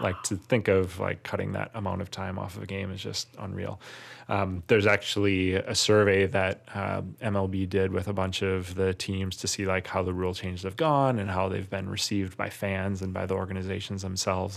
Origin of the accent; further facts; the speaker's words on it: Wisconsin, United States; I'm not from Milwaukee, but I'm from Wisconsin.